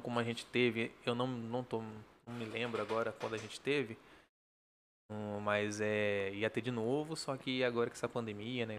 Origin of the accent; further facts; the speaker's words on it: São José do Rio Preto, São Paulo, Brazil; accent: caipira; now in Bady Bassitt, Brazil; eu nasci aqui, né? Uhum. E fui criado mais com a minha família no sítio, né? Sou mais carpira